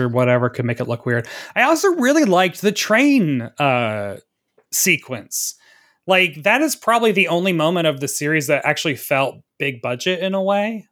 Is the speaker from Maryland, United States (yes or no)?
no; Tennessee, United States; growing up in the South in fucking Tennessee